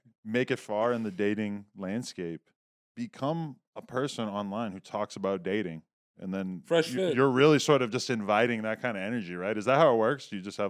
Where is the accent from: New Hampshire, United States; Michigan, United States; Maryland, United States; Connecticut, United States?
New Hampshire, United States; now in Los Angeles, United States; I'm from New Hampshire.